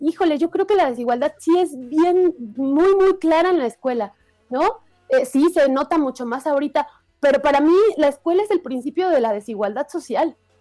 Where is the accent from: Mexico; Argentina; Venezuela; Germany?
Mexico; Ecatepec, State of Mexico; yo crecí en el Estado de México, pero en Ecatepec